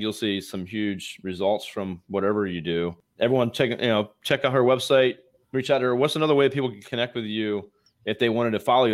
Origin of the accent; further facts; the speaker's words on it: Eastern Shore of Virginia, United States; I'm from Eastern Shore of Virginia